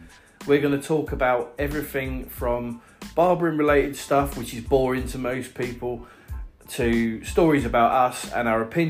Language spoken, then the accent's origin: English; Haverhill, East of England, United Kingdom; the Haverhill News and Local Village page, because that's my hometown